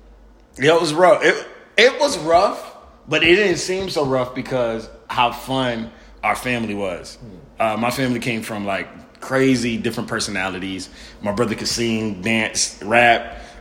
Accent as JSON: {"language": "English", "town": "Miami", "region": "Florida", "country": "United States", "tie": "born or raised there"}